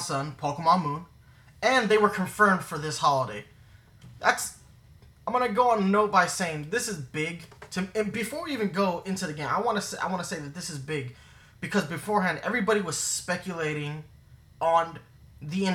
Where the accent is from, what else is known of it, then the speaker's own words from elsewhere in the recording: New York, United States; being a New Yorker